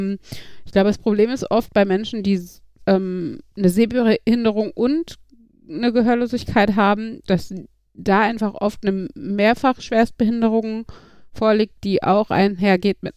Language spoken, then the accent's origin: German; Iserlohn, North Rhine-Westphalia, Germany; Weil wenn ich jetzt nach Bayern fahre und ich sage, ich komme aus Iserlohn und mache die Gebärde für Iserlohn